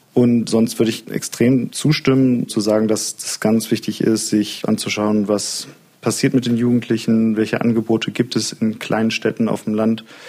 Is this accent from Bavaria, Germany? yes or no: no; Solingen, North Rhine-Westphalia, Germany; now in Leipzig, Germany; Ich komme selber aus Solingen und da hatte ich den Eindruck, dass das in der Zeit, als ich in der Schule aufgewachsen bin